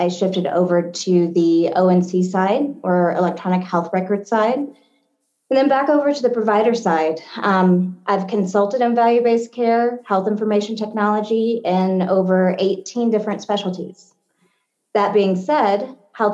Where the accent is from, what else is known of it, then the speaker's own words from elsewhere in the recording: Batesville, Arkansas, United States; moved away; I grew up in Batesville, Arkansas